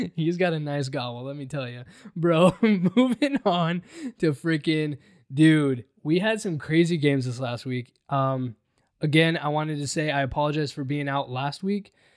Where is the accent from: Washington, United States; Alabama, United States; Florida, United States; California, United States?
Washington, United States; Seattle; growing up in Seattle, being from Seattle